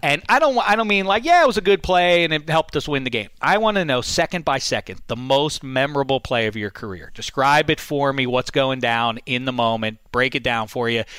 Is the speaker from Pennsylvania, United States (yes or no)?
yes; Pittsburgh, Pennsylvania, United States; my hometown, Pittsburgh